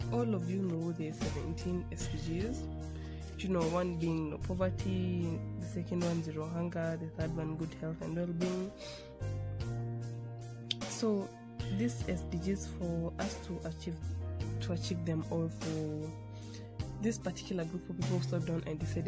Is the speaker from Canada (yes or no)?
no; Kenya; I'm from Kenya, the Jomo Kenyatta University of Agriculture and Technology